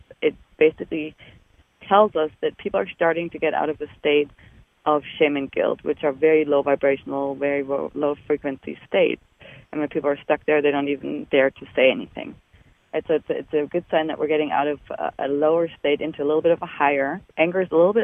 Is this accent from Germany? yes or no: yes; Germany; moved away as an adult; I'm from Germany. I was born in Germany and did all my training there.